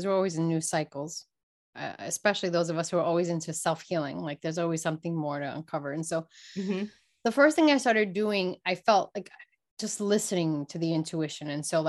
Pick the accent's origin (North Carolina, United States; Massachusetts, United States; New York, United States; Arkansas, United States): New York, United States; Brooklyn; listen, I grew up in Brooklyn, New York.